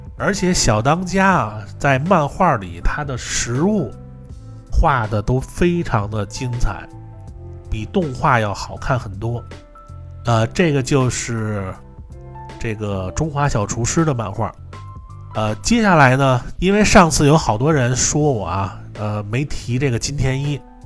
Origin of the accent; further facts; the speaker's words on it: Beijing, China; 我从小在这个北京和平门那边上学